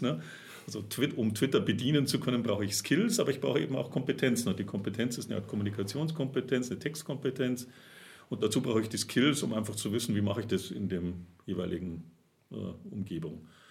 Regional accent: Germany; now in Augsburg, Germany; als Deutscher

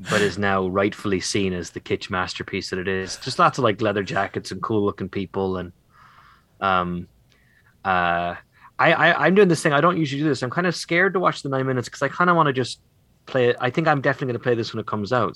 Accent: Ireland; as an Irish boy

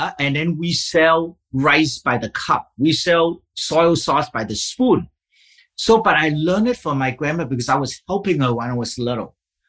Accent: Vietnam; English is a second language; also born or lived in Vancouver, Canada; now in Seattle, United States; I was born and raised in Vietnam

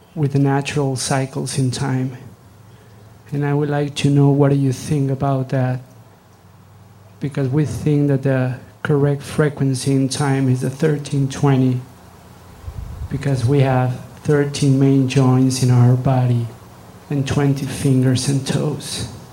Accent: Mexico; I'm from Mexico.

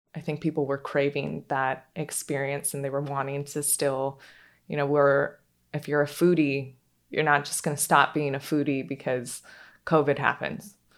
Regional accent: Pacific Northwest, United States; now in Charleston, United States; I grew up in the Pacific Northwest, and I just had a really free childhood

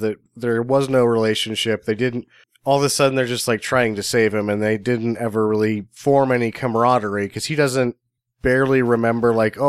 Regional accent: Illinois, United States; So that's just like, oh, we're from Illinois.

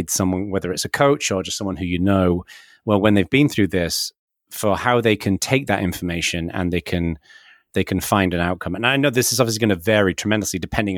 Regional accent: the north of England, United Kingdom; now in California, United States; I was born in Northern England and, you know, in a relatively working class background when I was very young, and then became kind of a little bit more middle class as I got a bit older. But then we moved to the south of England

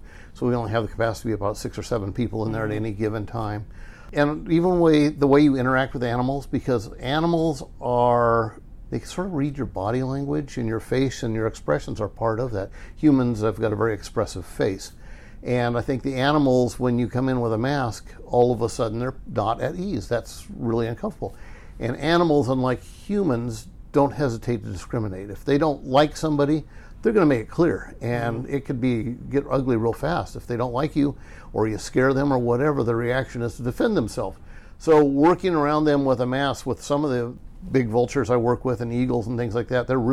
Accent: Burbank, California, United States; growing up in Burbank

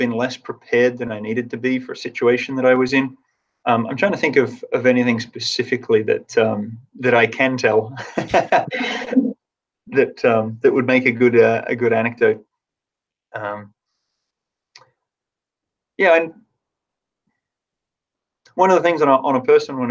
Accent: Tasmania, Australia; moved away; I grew up in Tasmania

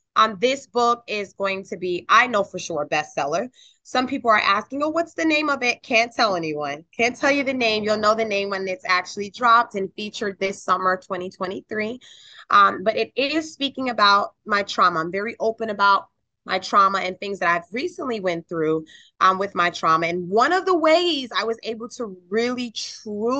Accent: North Carolina, United States; also born or lived in Albany, New York; I actually went to middle school, high school, and college in North Carolina

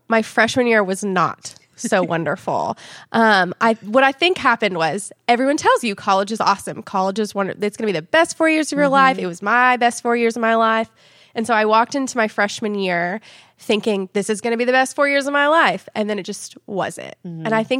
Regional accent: Nashville, Tennessee, United States; now in Knoxville, United States; my husband and I just moved here to Knoxville from Nashville. We're originally from Nashville.

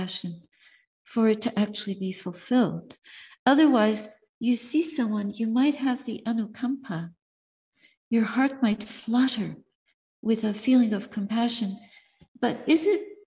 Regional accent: Montreal, Quebec, Canada; my hometown, Montreal

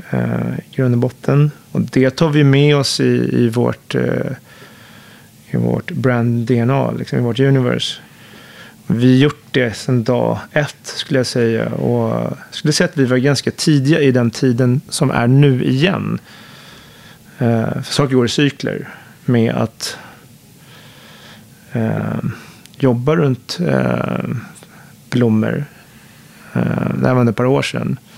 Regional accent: Högdalen, Stockholm County, Sweden; tillbaka till min uppväxt där i Högdalen som är en förort som bland annat ritades

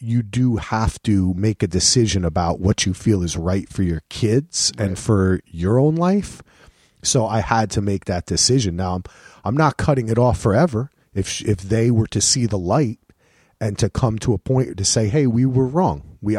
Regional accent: New Jersey, United States; now in Boston, United States; I'm from Jersey. I'm always thinking like, oh, I'm in Boston.

